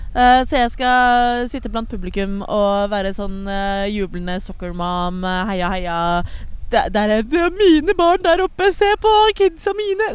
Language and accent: Norwegian; Oslo, Norway; ellers så er jeg fra Oslo